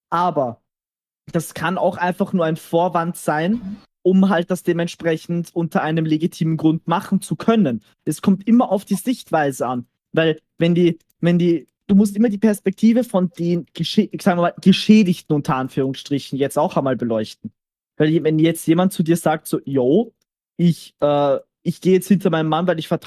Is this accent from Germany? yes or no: no; Austria